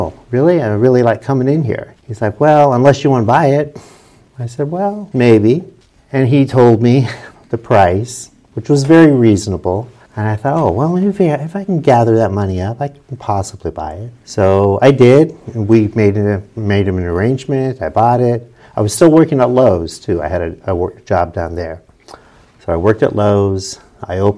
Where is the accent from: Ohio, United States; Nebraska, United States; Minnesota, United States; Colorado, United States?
Ohio, United States; New Philadelphia; also born or lived in Utah; This is where my mom's family was from. So we moved back. I grew up here